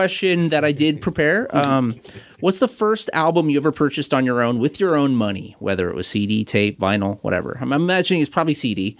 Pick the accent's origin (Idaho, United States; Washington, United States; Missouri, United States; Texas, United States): Washington, United States; Kent; I grew up down in Kent